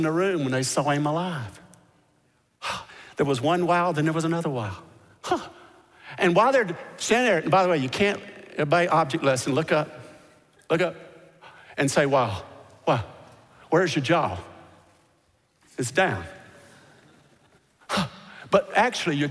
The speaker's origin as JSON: {"language": "English", "region": "Mississippi", "country": "United States", "said": "I'm from Mississippi"}